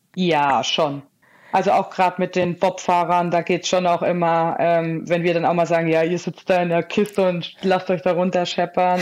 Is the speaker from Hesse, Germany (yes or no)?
yes; Hesse, Germany; moved away; ich komme ja eigentlich gebürtig aus Hessen